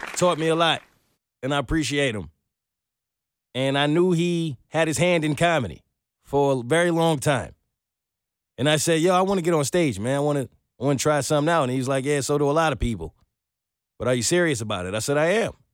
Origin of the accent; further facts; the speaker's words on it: New York, United States; I'm from New York.